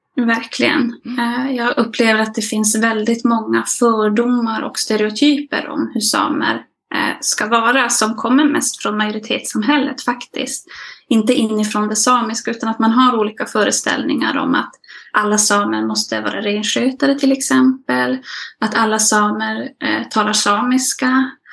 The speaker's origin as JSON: {"language": "Swedish", "town": "Malmberget", "region": "Norrbotten County", "country": "Sweden", "tie": "born or raised there", "moved": "as an adult", "lives_now": "Jokkmokk, Sweden", "said": "Jag är född och uppvuxen i Malmberget, eh, men jag bor nu i Jokkmokk sedan några år tillbaka"}